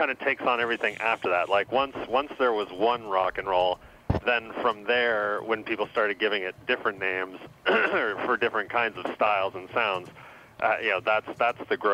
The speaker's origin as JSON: {"language": "English", "town": "Seattle", "region": "Washington", "country": "United States", "tie": "born or raised there", "said": "I grew up in Seattle"}